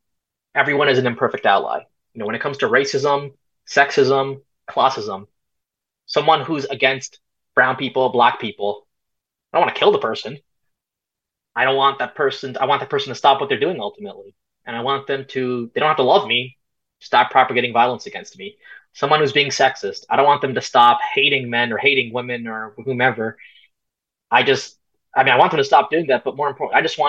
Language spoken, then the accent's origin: English; Canada; also born or lived in Punjab, India (ancestry); I'm Canadian, but I'm also Punjabi. My family's from India and Punjab